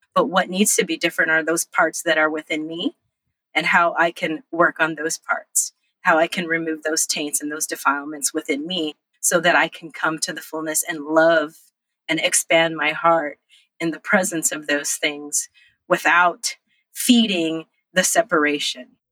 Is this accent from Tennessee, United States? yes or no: no; Los Angeles, California, United States; also born or lived in Monterey Bay, California; And I was born in Monterey Bay in California. we traveled up and down the coast all the way to Los Angeles, where I grew up, and all over the state of California.